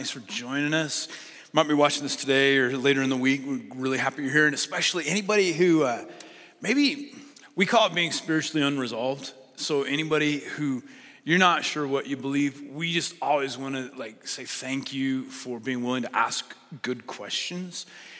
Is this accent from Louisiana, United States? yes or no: no; Lynden, Washington, United States; So we're from Linden, Washington, but we still watch your church.